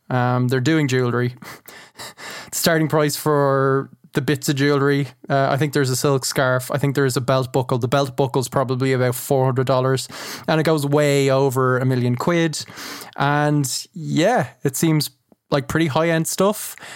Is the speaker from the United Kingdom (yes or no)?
no; Ireland; as an Irish man